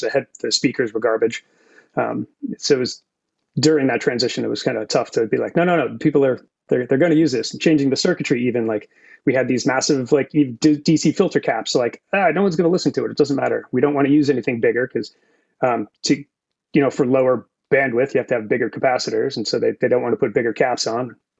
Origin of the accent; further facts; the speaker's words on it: Massachusetts, United States; moved away as an adult; also born or lived in San Francisco, California; now in California, United States; born and raised in Massachusetts